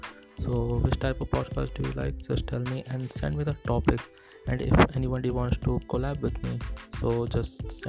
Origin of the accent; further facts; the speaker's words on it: India; So I'm from India.